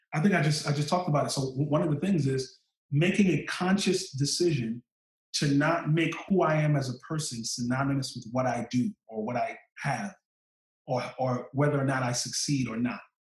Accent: New York City, New York, United States; I come from Eastern New York, Brooklyn.

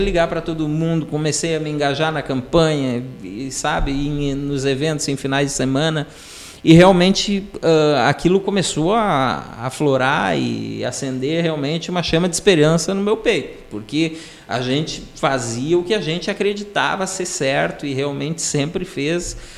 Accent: Araricá, Rio Grande do Sul, Brazil; also born or lived in Estância Velha / Nova Hartz; eu nasci em Estância Velha, mas fui morar lá quando pequeno. Aí depois a mudança, fomos para Araricá, me criei em Araricá, sou da região Vale dos Sinos

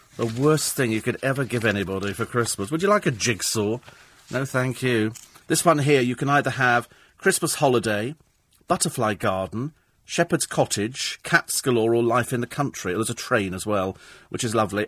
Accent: United Kingdom; being British

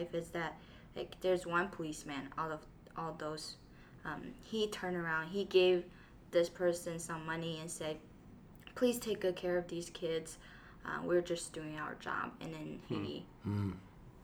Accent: Taiyuan, Shanxi, China; I was born in Shanxi, Taiyuan

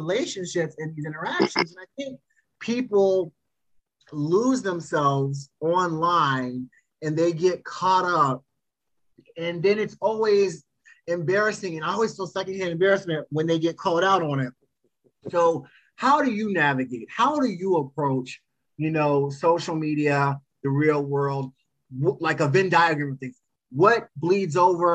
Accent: Potomac, Maryland, United States; I'm from Maryland, so I actually am from the Potomac area. So etiquette has always been ingrained in myself and my upbringing.

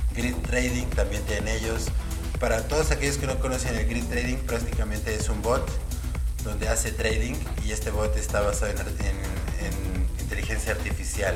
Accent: Guadalajara, Jalisco, Mexico; Guadalajara, mi ciudad natal

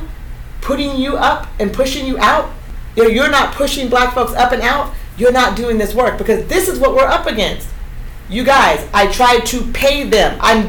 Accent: Eugene, Oregon, United States; a Black girl from Eugene, a Black woman growing up in the Pacific Northwest

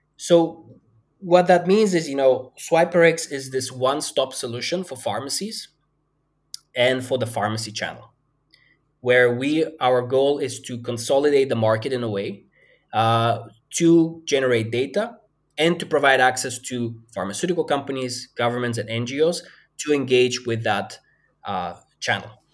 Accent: Bulgaria; moved away as an adult; also born or lived in Denmark; I grew up in a fairly small town in Bulgaria

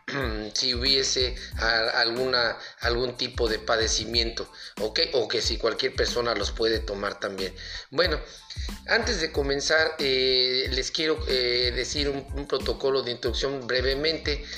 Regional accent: Mexico; aquí de México, de donde soy originario

